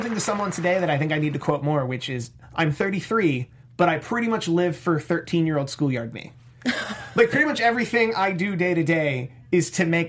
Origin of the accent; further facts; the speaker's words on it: Philadelphia, Pennsylvania, United States; growing up in Philadelphia specifically, that is a WWF household.